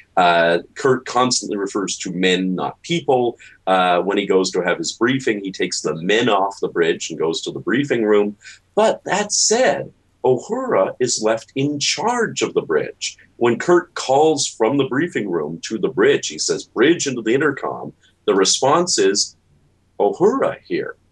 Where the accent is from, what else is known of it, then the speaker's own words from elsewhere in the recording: Toronto, Ontario, Canada; I grew up in Toronto. My mother's an American. I'm a dual citizen